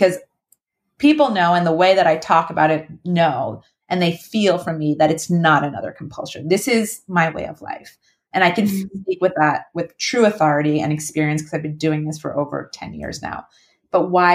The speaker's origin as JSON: {"language": "English", "region": "New York", "country": "United States", "said": "I'm from New York"}